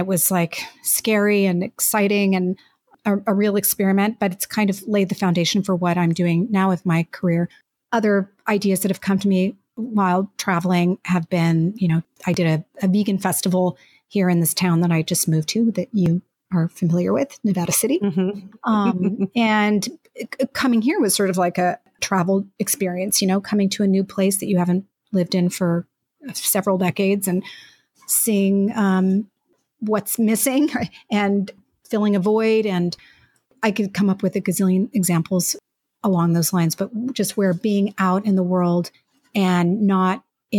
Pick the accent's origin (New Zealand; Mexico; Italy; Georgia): Mexico; born there; And actually, I was even born in another country. I was born in Mexico. My parents were expats who moved there to be inspired by a new place